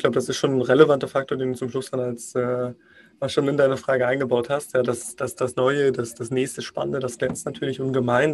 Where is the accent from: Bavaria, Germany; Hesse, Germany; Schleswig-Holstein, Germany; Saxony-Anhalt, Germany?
Saxony-Anhalt, Germany; Magdeburg; ich komme gebürtig aus Magdeburg.